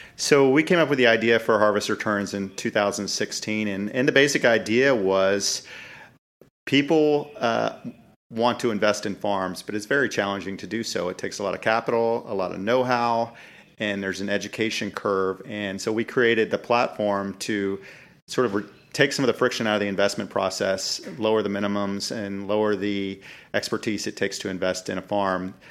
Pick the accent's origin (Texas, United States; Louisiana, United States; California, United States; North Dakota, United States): Texas, United States; Dallas; I grew up in North Dallas, like a lot of suburban kids